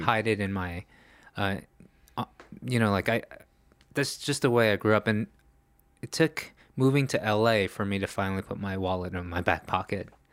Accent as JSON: {"language": "English", "town": "New York City", "region": "New York", "country": "United States", "tie": "born or raised there", "also_born_or_lived": "Los Angeles", "moved": "yes", "lives_now": "Korea", "said": "growing up in New York City"}